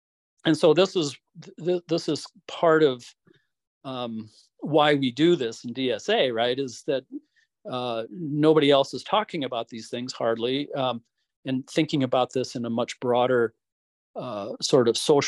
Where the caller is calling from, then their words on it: Utah, United States; I'm speaking here from Southern Utah, and Utah is a pretty conservative state.